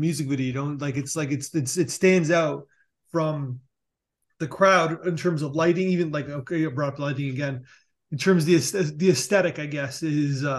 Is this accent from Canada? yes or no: yes; Canada; moved away as an adult; also born or lived in New York City; I'm Canadian and I moved to New York City